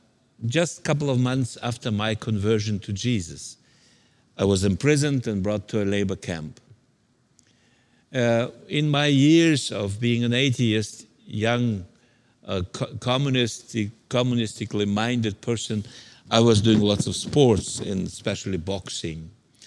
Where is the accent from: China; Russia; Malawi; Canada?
Russia; Siberia; English is a second language; moved away; also born or lived in Central Asia; I'm from a Soviet background, so I was born in Siberia in a labor camp and then moved to Central Asia.